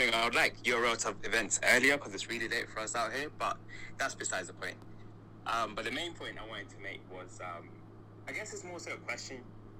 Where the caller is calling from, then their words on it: London, United Kingdom; Yeah, so yeah, I'm calling in from London.